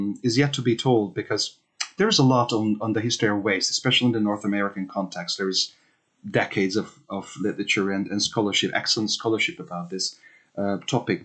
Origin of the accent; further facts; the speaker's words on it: Hungary; moved away as an adult; also born or lived in United Kingdom; I was born and raised in Hungary